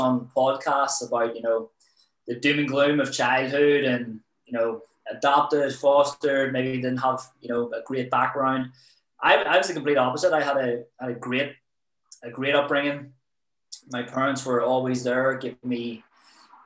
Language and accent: English; Belfast, Northern Ireland, United Kingdom; also born or lived in Preston; I'm from Belfast. Obviously, you know, the troubles were on back then when I was growing up